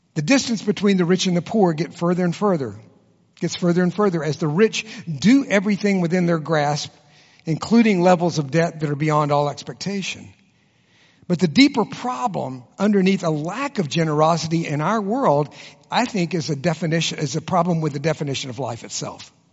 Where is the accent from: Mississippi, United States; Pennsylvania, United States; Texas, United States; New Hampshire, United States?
Texas, United States; I was born and raised in Texas, and I can be as competitive as any Texan in the room.